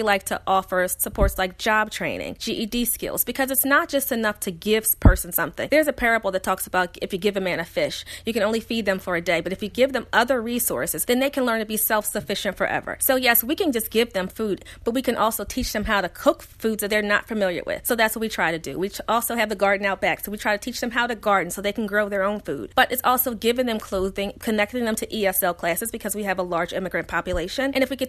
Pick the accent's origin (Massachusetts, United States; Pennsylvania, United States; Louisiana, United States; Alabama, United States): Pennsylvania, United States; Philadelphia; So yes, growing up in Philadelphia public schools, I was around children that did not have even what I had growing up.